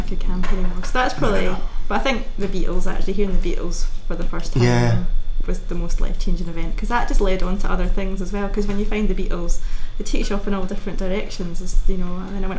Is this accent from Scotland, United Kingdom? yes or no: yes; Kinross, Scotland, United Kingdom; I grew up in Kinross.